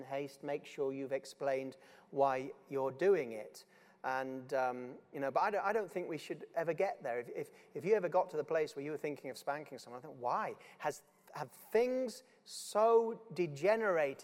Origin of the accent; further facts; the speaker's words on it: Yorkshire and the Humber, United Kingdom; I'm just from Yorkshire